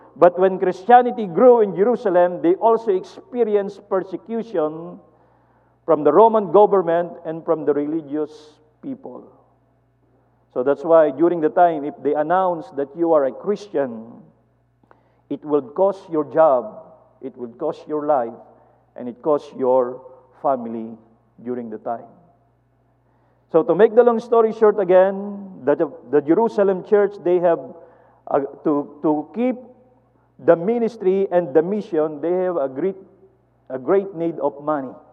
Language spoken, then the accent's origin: English; Philippines; we are Filipino are small and short and skinny